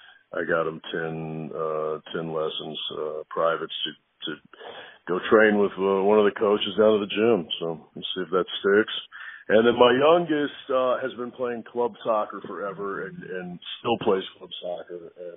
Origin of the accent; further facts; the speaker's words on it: New York City, New York, United States; also born or lived in Texas; I was born in New York. My father was born in Italy. He moved he spent his life in New York City. My parents separated. My mother's from Texas. So I spent pretty much half of my life in New York City and half in Texas.